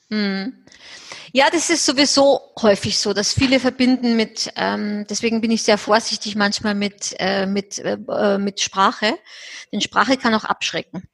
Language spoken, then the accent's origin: German; Austria; Ich bin ja Österreicherin